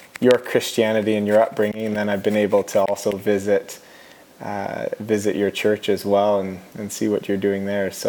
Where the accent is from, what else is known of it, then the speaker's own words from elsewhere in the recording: Hanover, Ontario, Canada; We grew up in Bruce County, Ontario